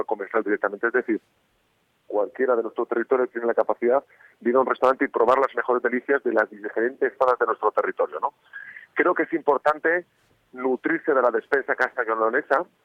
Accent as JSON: {"language": "Spanish", "region": "Cantabria", "country": "Spain", "moved": "yes", "lives_now": "Burgos, Spain", "said": "esas primeras adoraciones que aprendí en Cantabria"}